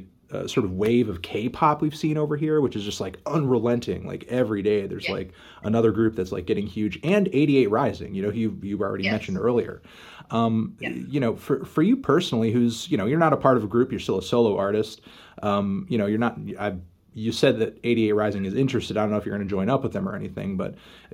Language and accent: English; United States; as an American